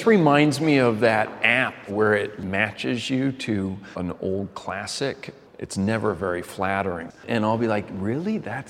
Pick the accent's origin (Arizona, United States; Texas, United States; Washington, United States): Texas, United States; Dallas; growing up in Dallas